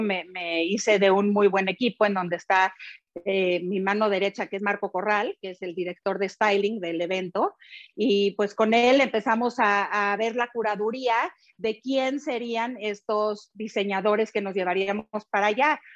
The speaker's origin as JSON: {"language": "Spanish", "country": "Mexico", "said": "valores que nos caracterizan como mexicanos"}